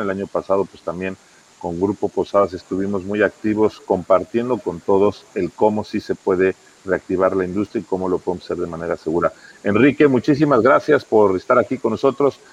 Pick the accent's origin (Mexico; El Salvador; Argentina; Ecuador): Mexico; todos los que somos de México